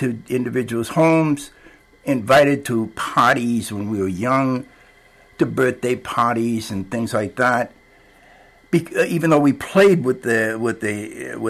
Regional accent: Cambridge, Massachusetts, United States; moved away as an adult; now in Amherst, United States; I was born in 1924, so I grew up during the Depression. In Cambridge

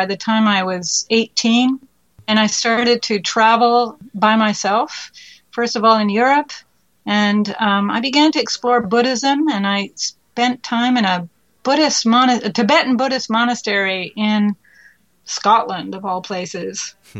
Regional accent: Ottawa, Ontario, Canada; also born or lived in Mexico / India / Russia / France; I grew up living in Mexico, in India, in Russia, France. And when we were not abroad, we were living in Ottawa.

